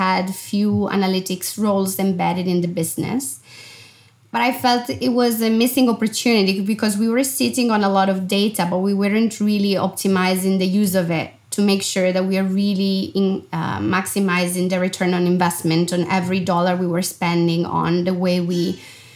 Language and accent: English; Italy; moved away as an adult; also born or lived in Milan, Italy / London, United Kingdom; I left home when I was 18 and I never went back. You know, the first travel, unquote, was actually to move from my hometown, which is a small city of 70,000 people